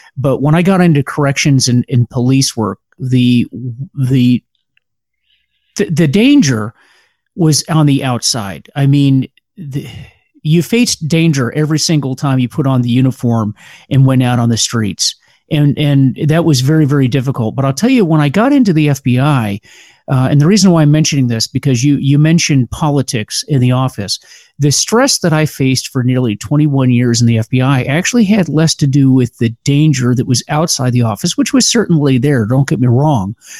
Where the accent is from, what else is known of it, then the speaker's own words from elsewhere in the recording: Pinellas County, Florida, United States; moved away as an adult; now in Washington, D.C., United States; I grew up in uh, Pinellas County, Florida, and then went to the University of Florida